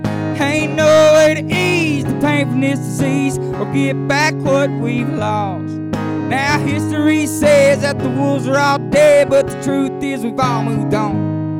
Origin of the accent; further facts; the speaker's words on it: Louisiana, United States; moved away; I'm from Louisiana originally. Louisiana? Hell yeah. Yeah, I grew up out there, out there on the Texas line. I was the only one from my area that in my family that was born in Louisiana.